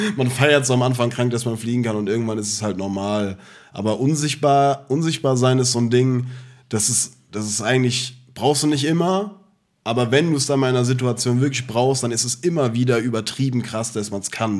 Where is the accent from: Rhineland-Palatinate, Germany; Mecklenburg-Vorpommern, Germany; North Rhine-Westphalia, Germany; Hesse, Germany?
Hesse, Germany; Offenbach am Main; ich komme und lebe und bin geboren in Offenbach